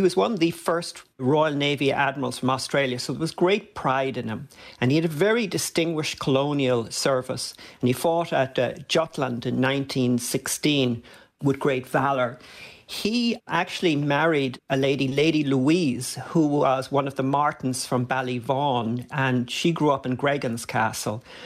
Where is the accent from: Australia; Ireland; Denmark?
Ireland; Dublin, Leinster; when I was a kid growing up in Dublin.